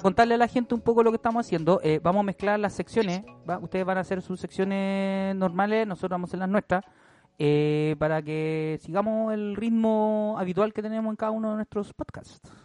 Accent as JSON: {"language": "Spanish", "region": "Valparaíso", "country": "Chile", "tie": "born or raised there", "moved": "yes", "lives_now": "Santiago, Chile", "said": "soy de Valparaíso"}